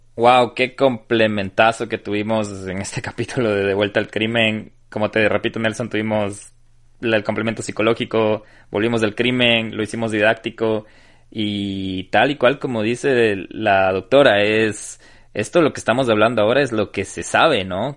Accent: Ecuador; como ecuatorianos

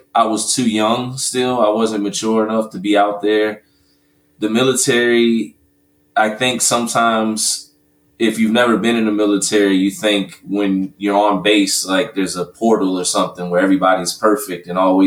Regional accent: Glendale Heights, Illinois, United States; moved away as an adult; also born or lived in Virginia; now in Atlanta, United States; grew up in a suburb right outside of Chicago, Illinois, Glendale Heights

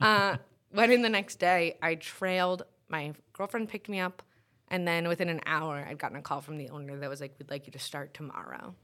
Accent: New York City, New York, United States; moved away as an adult; also born or lived in Binghamton / Brooklyn; now in Syracuse, United States; I grew up in Queens

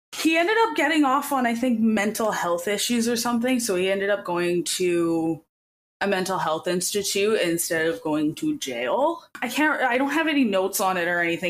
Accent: Edmonton, Alberta, Canada; I'm from Edmonton. I went to that carnival every single year

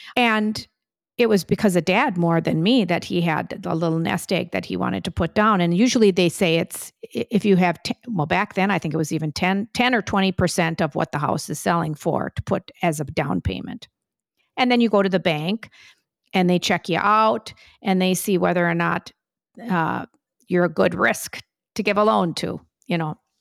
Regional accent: Whitefish Bay, Wisconsin, United States; now in New York City, United States; growing up in Whitefish Bay, which was a more affluent area

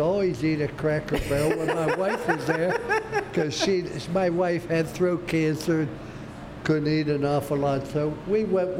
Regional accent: Ohio, United States; now in Florida, United States; I came from Ohio.

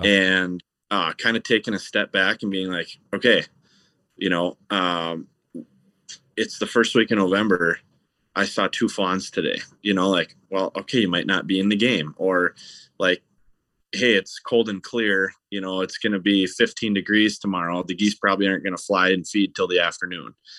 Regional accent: Stillwater, Minnesota, United States; I grew up in Stillwater, Minnesota, which is right on the Minnesota side of the Saint Croix River

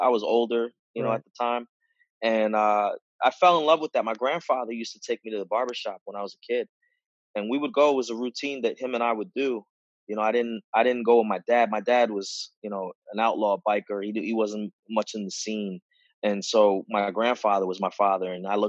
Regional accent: Teaneck, New Jersey, United States; Man, I'm from Jersey. I live in Northern Virginia right now, but I was born in New Jersey, Teaneck, New Jersey, North Jersey.

